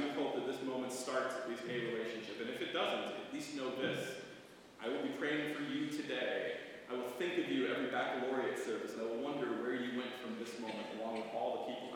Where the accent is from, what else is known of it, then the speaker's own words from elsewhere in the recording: Brighton, Michigan, United States; also born or lived in Livonia, Michigan; now in East Lansing, United States; It's the older members of the congregation I remember growing up in Brighton